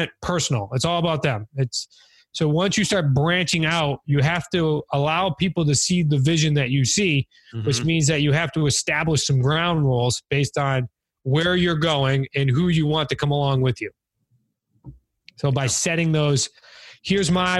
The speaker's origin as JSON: {"language": "English", "region": "New England", "country": "United States", "said": "we're from New England"}